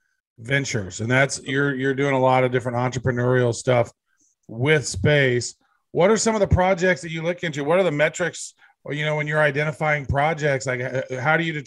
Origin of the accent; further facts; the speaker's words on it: Kansas City, Missouri, United States; moved away; I'm originally from Kansas City.